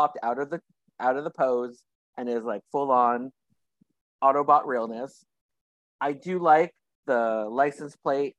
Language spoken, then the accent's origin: English; California, United States; growing up in California, you got a lot of people selling flowers, fruits on that roadside.